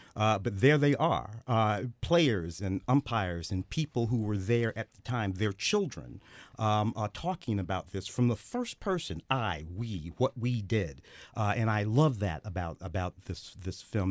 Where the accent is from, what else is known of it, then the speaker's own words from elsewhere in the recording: St. Louis, Missouri, United States; moved away; I grew up in Saint Louis with the Blues